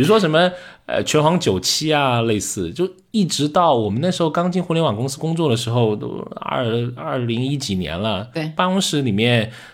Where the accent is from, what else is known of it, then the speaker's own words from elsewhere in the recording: Liuzhou, Guangxi, China; accent: Liuzhou dialect; moved away; 我们就开始说柳州话在点餐